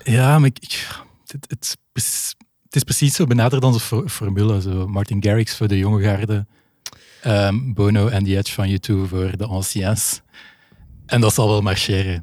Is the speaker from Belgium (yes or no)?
yes; Belgium